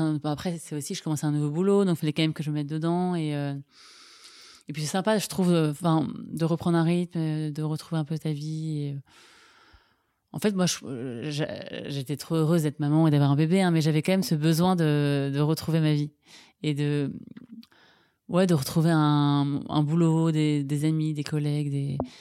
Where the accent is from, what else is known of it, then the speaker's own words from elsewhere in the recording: Ville-d'Avray, Île-de-France, France; J'ai grandi à Ville-d'Avray